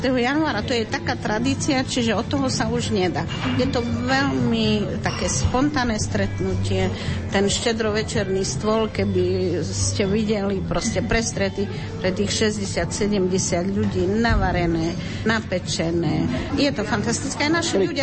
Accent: Slovakia; moved away; A tam napríklad v tej dedine, odkiaľ ja pochádzam, z Strine, ešte aj dneska slavia podľa julianského kalendára

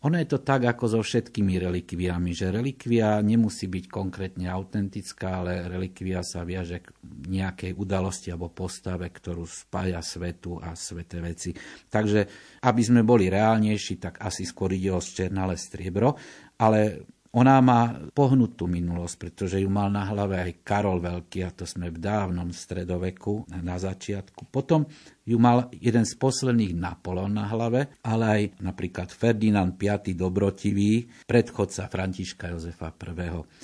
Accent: eastern Slovakia, Slovakia; som z východného Slovenska

